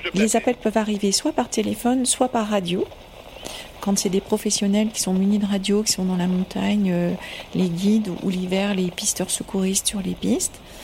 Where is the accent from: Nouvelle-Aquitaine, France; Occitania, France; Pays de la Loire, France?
Occitania, France; moved away as an adult; also born or lived in Haute-Savoie / Gorges du Verdon; now in Chamonix, France; je viens d'abord euh, des Pyrénées à, l'origine